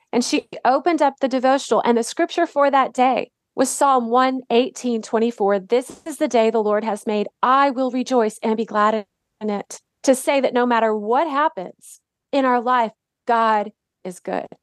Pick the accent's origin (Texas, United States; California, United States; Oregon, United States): Texas, United States; Dallas; also born or lived in Detroit, Michigan / Indianapolis, Indiana / Waco, Texas; I grew up in Dallas. I actually was born in Detroit